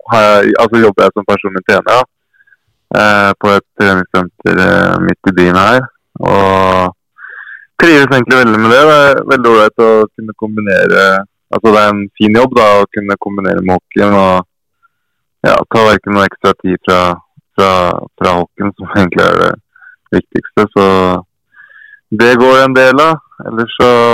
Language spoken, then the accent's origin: Norwegian; Fredrikstad, Østfold, Norway; moved away; also born or lived in Hedmark; Fredrikstad er jo hjembyen min